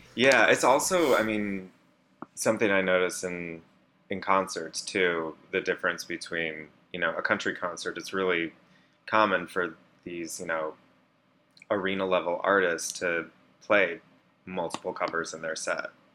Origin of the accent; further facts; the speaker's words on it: Iowa, United States; I grew up in Iowa